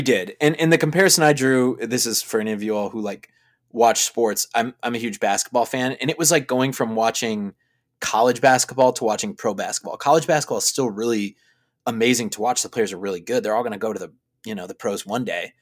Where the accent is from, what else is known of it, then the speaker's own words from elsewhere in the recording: Chicago, Illinois, United States; I'm from Chicago. We have great theater here in Chicago